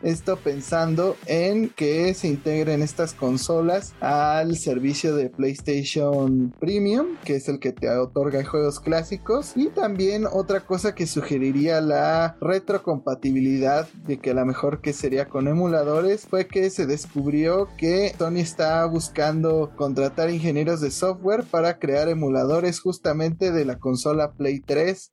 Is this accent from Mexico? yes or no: yes; Mexico